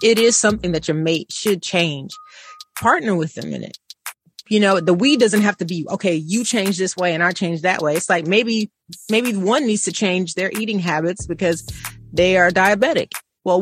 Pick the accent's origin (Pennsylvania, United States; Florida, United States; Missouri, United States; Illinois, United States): Missouri, United States; I'm from Missouri. Show me state.